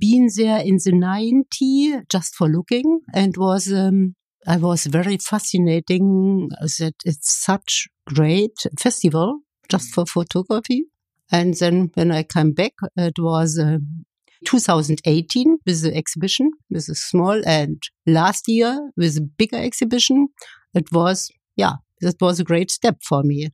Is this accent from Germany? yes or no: yes; Kyritz, Brandenburg, Germany; English is a second language; moved away as an adult; also born or lived in Leipzig; now in Berlin, Germany; near my hometown in Brandenburg